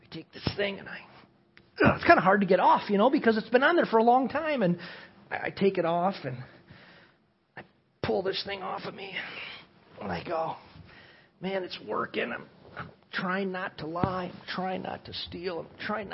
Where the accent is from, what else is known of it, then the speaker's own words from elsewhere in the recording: Cedarburg, Wisconsin, United States; I was raised in Cedarburg, Wisconsin, to a beer-drinking, construction-working family